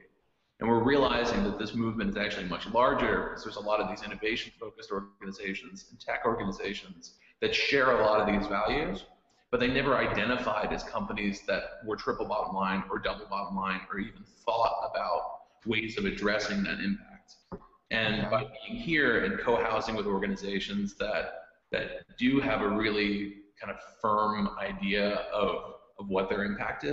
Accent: Philadelphia, Pennsylvania, United States; I grew up in Philadelphia.

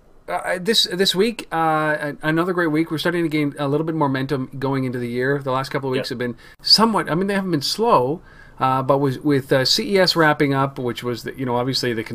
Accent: Canada; we wouldn't be Canadian

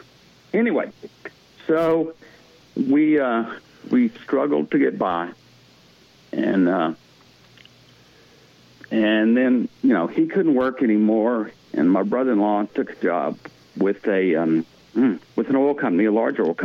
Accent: Lafayette, Louisiana, United States; moved away as an adult; also born or lived in Houston; now in Texas Hill Country, United States; Where I grew up in Lafayette and where I lived after college, that was solely dependent on oil and gas

